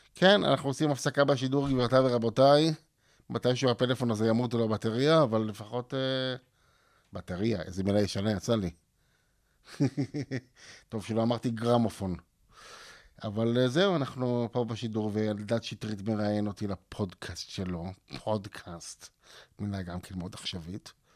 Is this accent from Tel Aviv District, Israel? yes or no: yes; Ramat HaSharon, Tel Aviv District, Israel; also born or lived in Hadar Yosef, Tel Aviv; גדלתי ברמת אביב, בהדר יוסף, ברמת השרון אחרי זה